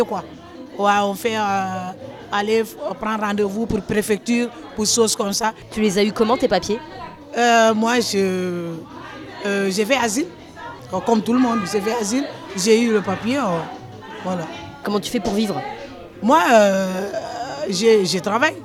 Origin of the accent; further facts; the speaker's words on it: Senegal; moved away as an adult; now in France; je viens du Sénégal.